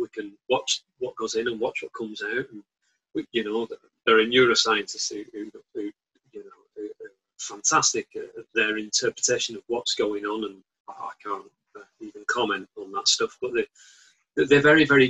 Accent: Bolton, North West England, United Kingdom; as you know from my accent, I'm from Bolton

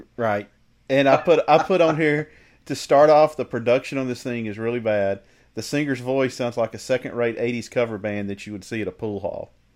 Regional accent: the South, United States; I grew up in the South

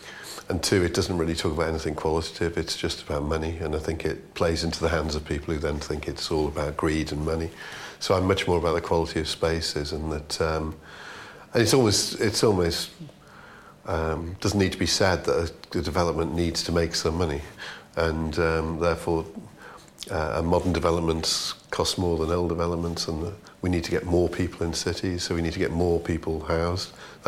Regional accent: Liverpool, North West England, United Kingdom; accent: Scouse; moved away as an adult; Well, I've lost my accent because I've been here longer than I was there. So I lost mine when I was about 20.

